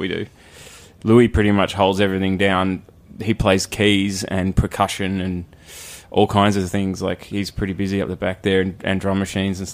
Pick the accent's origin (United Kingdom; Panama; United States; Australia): Australia; Melbourne, Victoria; we're Damn Dogs from Melbourne in Australia